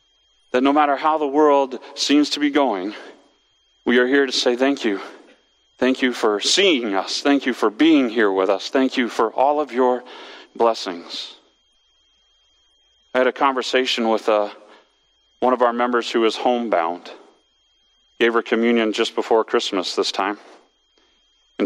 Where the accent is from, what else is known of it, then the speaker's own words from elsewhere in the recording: West Coast, United States; moved away as an adult; I grew up on the West Coast